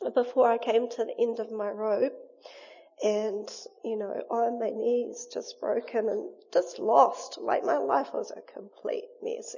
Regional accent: Wainui, New Zealand; we grew up in Wainui

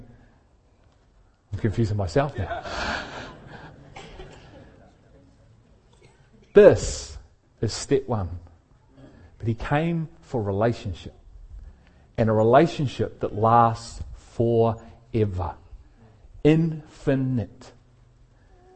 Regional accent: Liverpool, North West England, United Kingdom; I was born in England, in Liverpool in England

